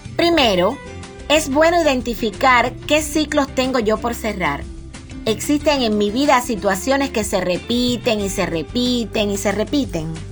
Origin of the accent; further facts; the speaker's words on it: Campechuela, Granma, Cuba; moved away as an adult; now in Bayamo, Cuba; vivíamos en Campechuela, es el pueblo de donde yo soy, que queda en la zona costera de la provincia Gran.